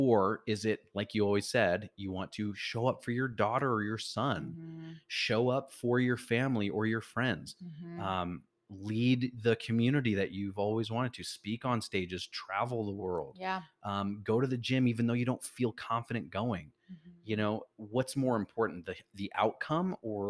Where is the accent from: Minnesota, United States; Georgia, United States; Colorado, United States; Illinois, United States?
Illinois, United States; Chicago; so I'm originally from Chicago, like we